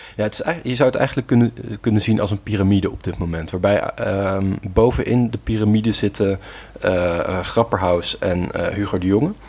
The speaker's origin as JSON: {"language": "Dutch", "town": "Gorinchem", "region": "South Holland", "country": "Netherlands", "tie": "born or raised there", "said": "waar mijn geboortestad, eh, Gorkum, ondervalt"}